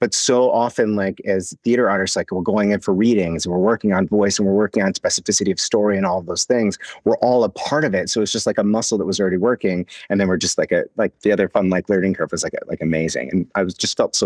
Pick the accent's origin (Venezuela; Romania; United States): United States; Wisconsin; now in New York, United States; I'm from Wisconsin originally, even though I live in New York right now